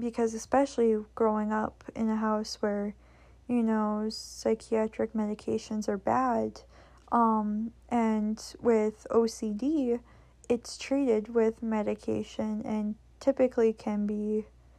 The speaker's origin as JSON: {"language": "English", "country": "Canada", "said": "I'm from Canada"}